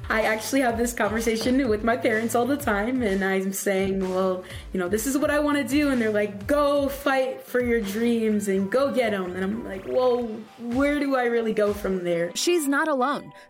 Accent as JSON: {"language": "English", "town": "San Diego", "region": "California", "country": "United States", "said": "So I'm from San Diego, California, so we're going to try San Diego zip code."}